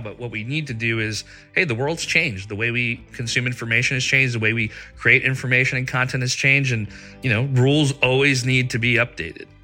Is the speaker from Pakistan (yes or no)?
yes; Pakistan; moved away; I was growing up in Pakistan, and we didn't have AOL, but we had our own internet service